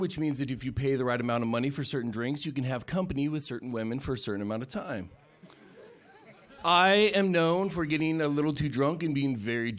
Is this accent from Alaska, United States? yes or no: yes; Alaska, United States